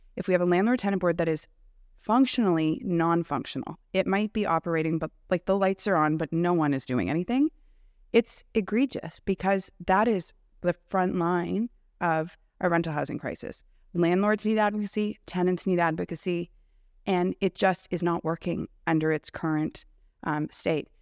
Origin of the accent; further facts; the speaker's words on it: Canada; I'm also a Canadian